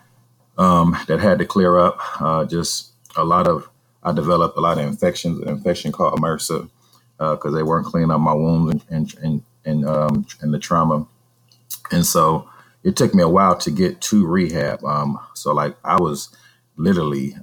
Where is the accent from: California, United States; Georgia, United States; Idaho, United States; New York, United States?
California, United States; Vallejo; my hometown of Vallejo, California